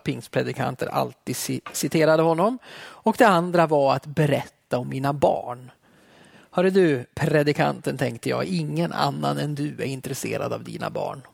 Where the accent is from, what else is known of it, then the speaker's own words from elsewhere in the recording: Alfta, Gävleborg County, Sweden; Jag växte upp i södra Hälsingland i Alfta i pingströrelsen